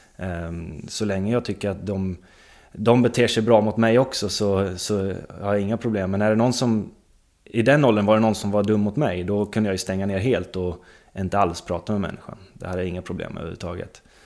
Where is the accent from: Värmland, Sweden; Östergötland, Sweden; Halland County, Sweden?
Östergötland, Sweden; Linköping; born or raised there; also born or lived in Stockholm